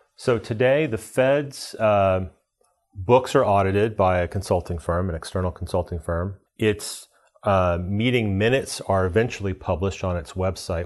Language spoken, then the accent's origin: English; Dallas, Texas, United States; Federal Reserve Bank of Dallas, which is my hometown